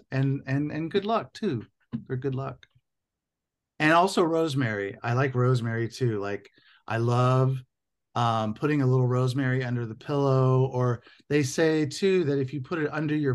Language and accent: English; Indiana, United States; now in Southern California, United States; I grew up in Indiana